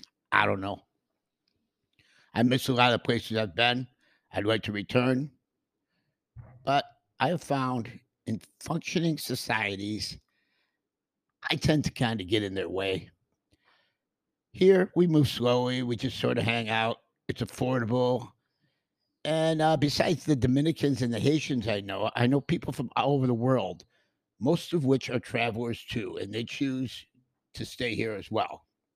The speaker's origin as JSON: {"language": "English", "region": "Western New York", "country": "United States", "moved": "as an adult", "said": "I'm from Western New York, and we have a fantastic sense of community there, too."}